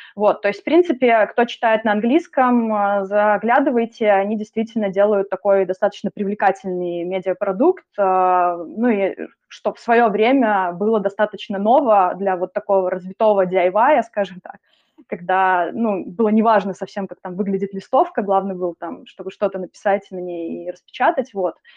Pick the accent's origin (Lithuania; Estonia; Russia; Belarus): Belarus; moved away; also born or lived in Minsk; опыт и контекст у меня белорусский